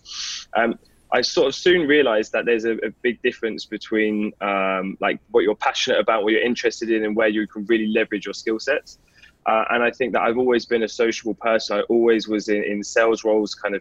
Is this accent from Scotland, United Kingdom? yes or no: no; London, United Kingdom; also born or lived in north of England; So you can probably tell a little bit by my accent that I'm from the UK. So I was born and raised in London in a place called Enfield